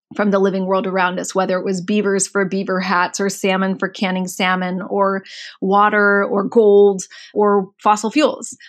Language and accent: English; Mountain View, California, United States; I was born in Mountain View.